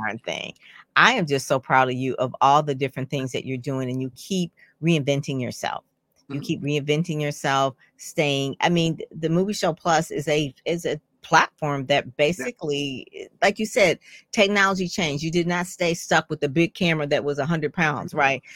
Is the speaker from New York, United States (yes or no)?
no; Detroit, Michigan, United States; he actually grew up in Conant Gardens along with me